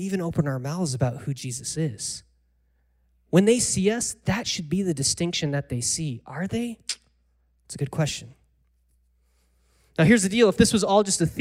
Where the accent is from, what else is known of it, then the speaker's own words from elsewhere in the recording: United States; I'm from America